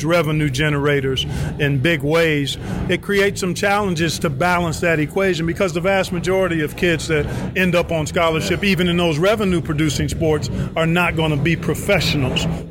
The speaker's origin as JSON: {"language": "English", "town": "Cleveland", "region": "Ohio", "country": "United States", "tie": "born or raised there", "also_born_or_lived": "Indiana", "said": "Grew up in Cleveland, Ohio"}